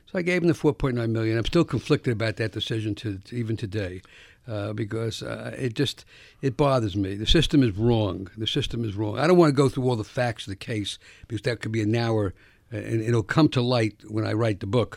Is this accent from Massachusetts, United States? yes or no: no; New York City, New York, United States; I grew up in the South Bronx